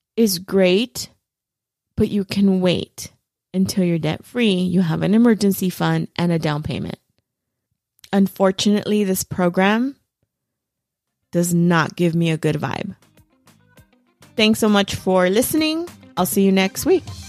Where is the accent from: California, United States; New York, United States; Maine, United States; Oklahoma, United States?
California, United States; Los Angeles; I'm from East L